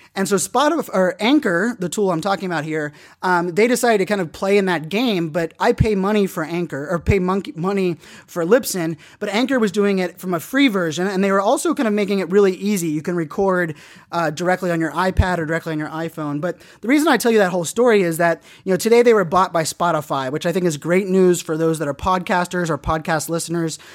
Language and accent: English; Pittsburgh, Pennsylvania, United States; moved away; also born or lived in Virginia; growing up in Pittsburgh, I'm a diehard Pittsburgh sports fan